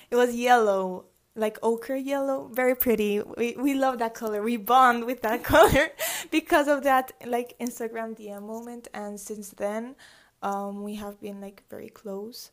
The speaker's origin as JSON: {"language": "English", "town": "Medellín", "region": "Antioquia", "country": "Colombia", "tie": "born or raised there", "also_born_or_lived": "Atlanta, Georgia, United States", "said": "I was born in Atlanta, Georgia, um, in the U S. I lived there for seven years, and then I moved here to Medellin."}